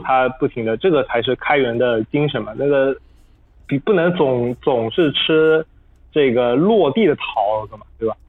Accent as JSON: {"language": "Chinese", "country": "China", "said": "第二，也是让我们中国人能够在里面能够呃这个掌握更高的话语权。"}